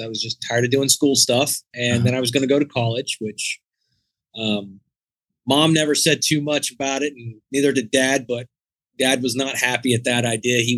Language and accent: English; Scarbro, West Virginia, United States; moved away as an adult; I grew up in a place called Scarbro, West Virginia